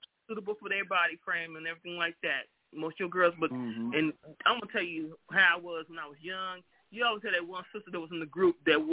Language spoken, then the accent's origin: English; Chicago, Illinois, United States; I'm born and raised in Chicago